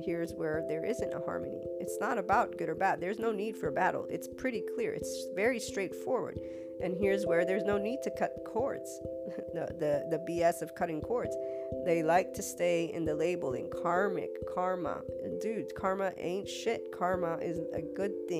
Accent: United States; As an American, and I'm also Italian

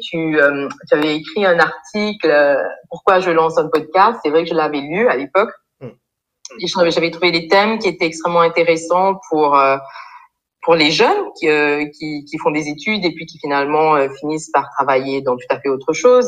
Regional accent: Mauritius; moved away as an adult; also born or lived in France / Ethiopia / Burundi / Liberia; now in Côte d'Ivoire; donc je viens de l'île Maurice. après des études donc secondaires à l'île Maurice

